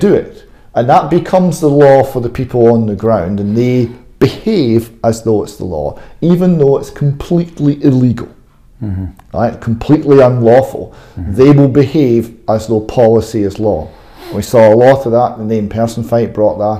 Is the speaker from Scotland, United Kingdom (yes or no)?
yes; Airdrie, Scotland, United Kingdom; my hometown of Airdrie.